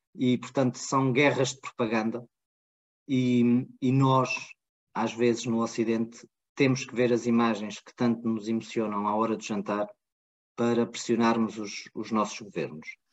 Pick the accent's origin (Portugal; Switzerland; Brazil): Portugal; nós, portugueses